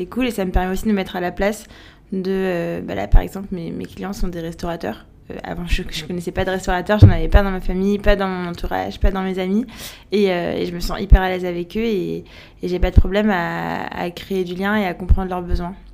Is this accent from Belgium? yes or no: no; Paris, Île-de-France, France; also born or lived in Algiers, Algeria; Non, en fait je suis née à Paris. J'ai grandi à, j'étais à Paris de 0 à 4 ans. De 4 à 7 j'étais à Alger, de 7 à 15 à Paris, de 15 à 18 à Alger, puis ensuite je suis repartie en France.